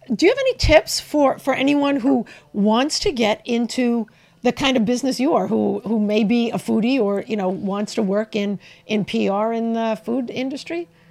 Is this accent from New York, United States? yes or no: yes; New York, United States; I'm from New York